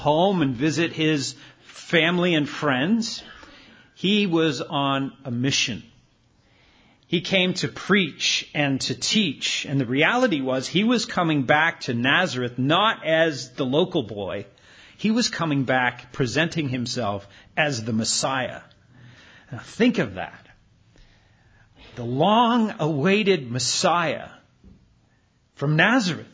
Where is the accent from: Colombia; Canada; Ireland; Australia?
Canada; moved away; my hometown in Canada